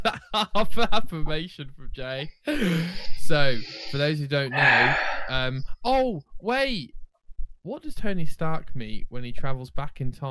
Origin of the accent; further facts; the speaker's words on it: United Kingdom; We're British, maybe?